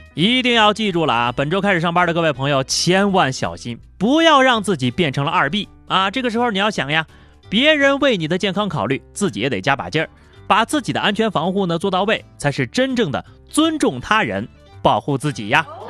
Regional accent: China; 身为一个中国人啊，我都觉得这次的诗词有点超纲了

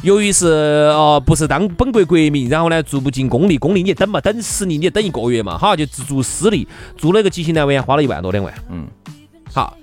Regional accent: Chengdu, Sichuan, China; accent: Sichuanese (Chengdu dialect); 成都话里头有一个十个字的

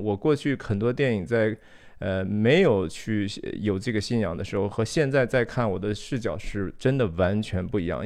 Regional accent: China; moved away; 我自己当然是土生土长地，我在中国长大哈，三十多年

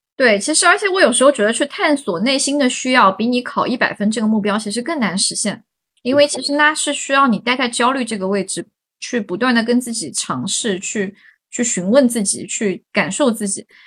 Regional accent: Hangzhou, Zhejiang, China; 我是杭州人

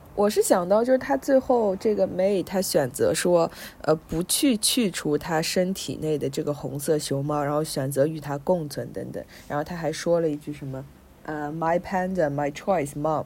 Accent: China; moved away as an adult; 我是从中国来的

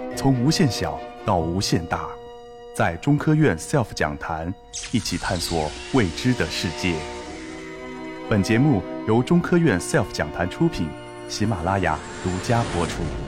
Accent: China; 我们中国人

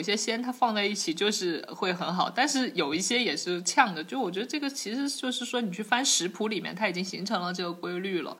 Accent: Jiangxi, China; 我的这个长大的江西

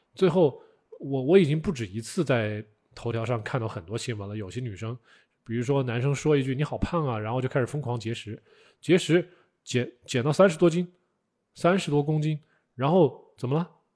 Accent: China; 我们中国人是通过腌制啊、啊晒干呐这种是不得已而为之，

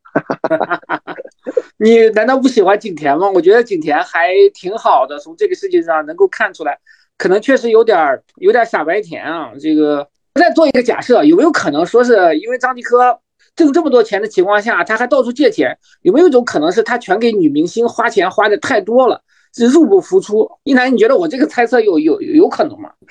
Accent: Shandong, China; 我们山东人普遍，咱因为我们三个嘉宾两个山东人啊，因为我们山东人都可能是向张继科学习

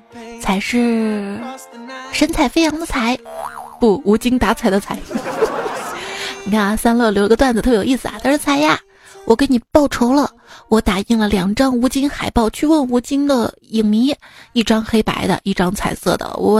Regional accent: Hubei, China; 每次我听成了“爱与不爱间来碗热干面”，原谅我湖北人。

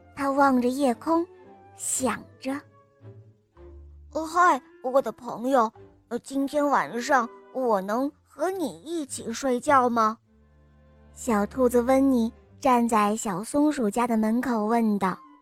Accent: Harbin, Heilongjiang, China; 今年我四岁半了，我来自哈尔滨

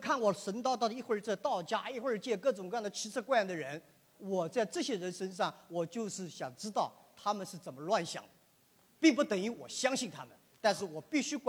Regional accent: China; 但是我是一个中国人，我对儒释道，我从儒释道思想里面学到了很多这些创新。

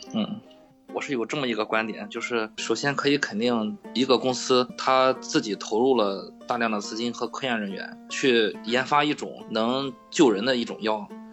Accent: Qingdao, Shandong, China; 我从小在疗养院长大的。我为什么叫…？…就是青岛这边儿一个地名

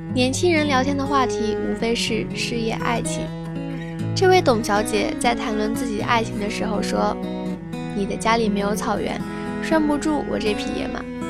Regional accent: China; 作为一个中国人

